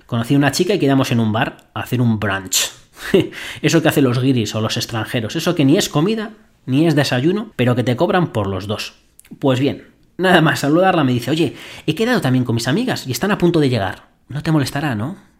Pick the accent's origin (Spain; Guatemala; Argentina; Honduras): Spain; accent: Spanish; moved away; mi gran acento español me delataba